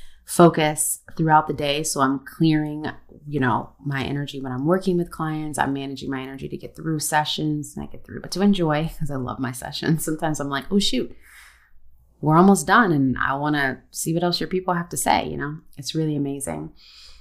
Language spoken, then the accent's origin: English; United States; I'm also American